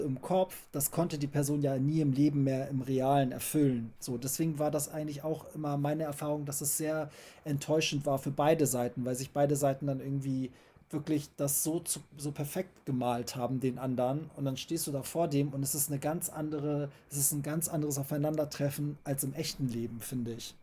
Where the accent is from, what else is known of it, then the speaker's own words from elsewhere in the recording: Germany; ich bin auch so aufgewachsen hier in Deutschland